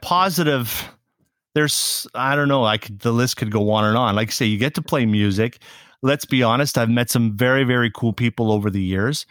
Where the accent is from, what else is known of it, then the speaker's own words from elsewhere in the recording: Saskatoon, Saskatchewan, Canada; moved away as an adult; now in Montreal, Canada; When I finished high school in my hometown of Saskatoon, Saskatchewan